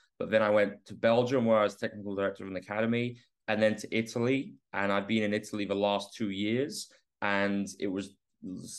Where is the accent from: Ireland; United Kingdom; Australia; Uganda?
United Kingdom; England; I grew up in England